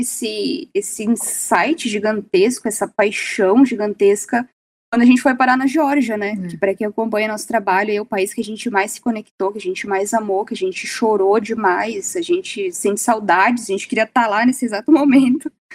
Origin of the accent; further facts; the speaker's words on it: Serra Gaúcha, Rio Grande do Sul, Brazil; Eu sou da Serra Gaúcha, eu sempre tive essa conexão com a Serra